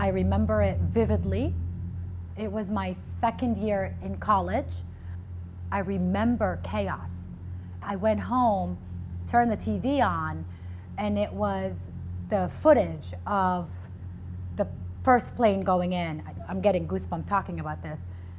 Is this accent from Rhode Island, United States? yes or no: yes; Rhode Island, United States; also born or lived in Kuwait; I was born in Kuwait. I moved to Rhode Island when I was 12. Growing up in Rhode Island, when I first came here, it was a little bit of a culture shock.